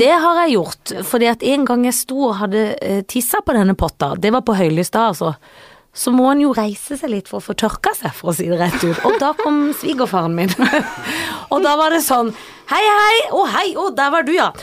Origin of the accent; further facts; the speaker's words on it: Sørlandet, Norway; jeg er jo fra Sørlandet hvor vi har hytte